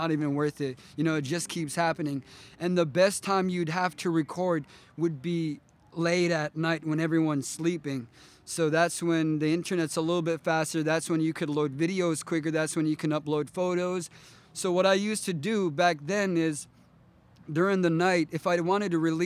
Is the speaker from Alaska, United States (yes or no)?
yes; Toksook Bay, Alaska, United States; I'm originally from Tuksuk Bay. I've got family in Atmatok. That's where my dad's side is, but mainly grew up in Tuksuk Bay, which is southwest part of Alaska